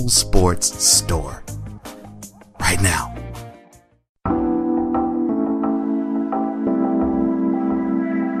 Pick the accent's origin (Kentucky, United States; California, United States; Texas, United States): Texas, United States; Houston; moved away; my former hometown. H-Town